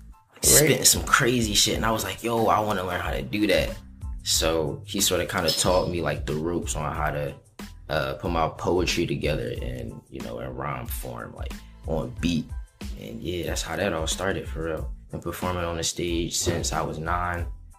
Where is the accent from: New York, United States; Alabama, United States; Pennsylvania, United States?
Pennsylvania, United States; Philadelphia; I was born and raised in Philly, Germantown.